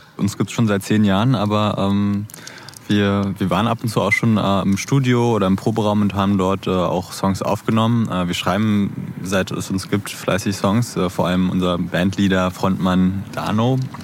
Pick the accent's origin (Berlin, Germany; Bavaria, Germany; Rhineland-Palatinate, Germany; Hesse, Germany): Berlin, Germany; also born or lived in Neukölln, Berlin; Born bin ich sogar auch hier in, in Neukölln, ja, aber auch aufgewachsen in, in Kreuzberg